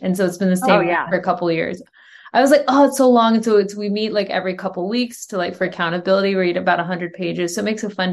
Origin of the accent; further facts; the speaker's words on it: United States; also born or lived in Minneapolis; I'm American